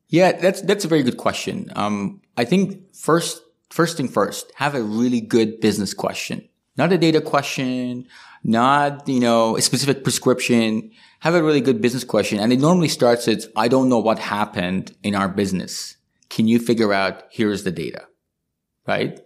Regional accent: Iran; now in Canada; I come from Iran.

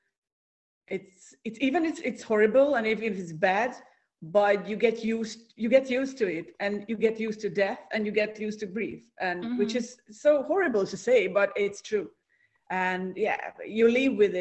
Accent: Hungary; now in Cyprus; I'm originally from Hungary, from Central Europe.

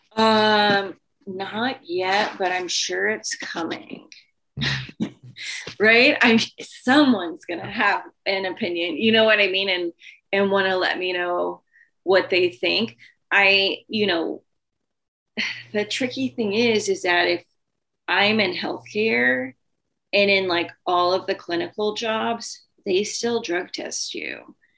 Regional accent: the South, United States; I'm from the South

